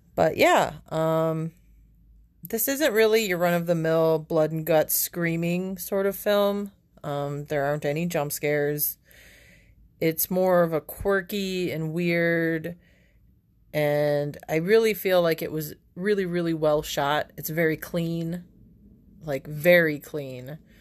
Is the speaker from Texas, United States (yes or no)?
no; Buffalo, New York, United States; born and raised in Buffalo, New York